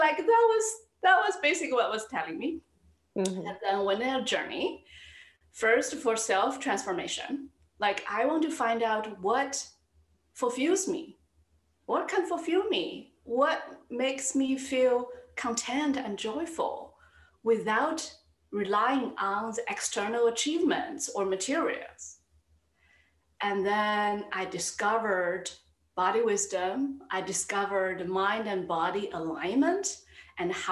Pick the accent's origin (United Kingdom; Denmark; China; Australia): China; moved away as an adult; now in New York City, United States; I grew up in China.